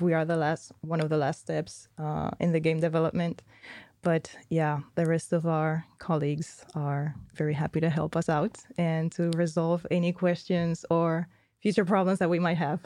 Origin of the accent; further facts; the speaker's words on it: Spain; moved away; I'm from Spain, we don't do dialects